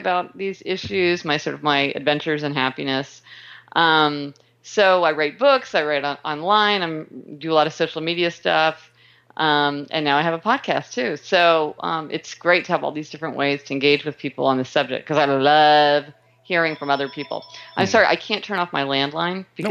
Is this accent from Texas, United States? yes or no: no; Kansas City, Missouri, United States; I was born in Kansas City, Missouri